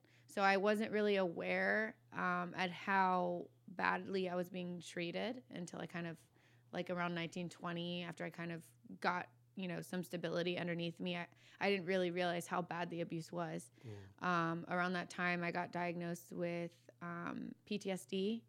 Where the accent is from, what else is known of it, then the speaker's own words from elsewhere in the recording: Virginia Beach, Virginia, United States; No, I'm from Virginia originally. Virginia Beach, yeah.